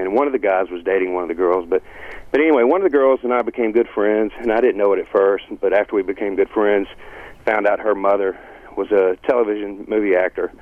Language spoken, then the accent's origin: English; Greenville, Mississippi, United States; moved away; growing up in Greenville